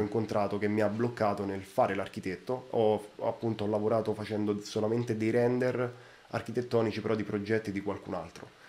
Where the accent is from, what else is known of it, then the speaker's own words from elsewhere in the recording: Rome, Lazio, Italy; Io vengo da Roma